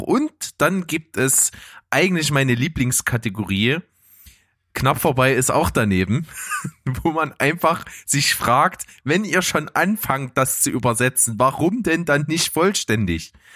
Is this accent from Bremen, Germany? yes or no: no; Saxony, Germany; accent: Saxon; dass ich aus Sachsen komme